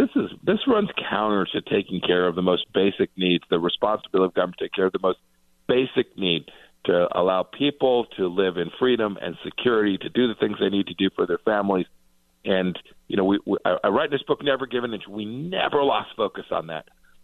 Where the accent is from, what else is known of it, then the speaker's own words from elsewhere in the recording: Kansas, United States; my home state of Kansas is a little over 3 million people.